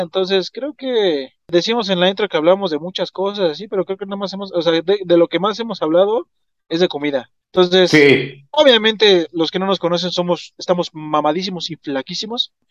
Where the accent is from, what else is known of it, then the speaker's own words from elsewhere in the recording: Mexico; nos distinguen como mexicanos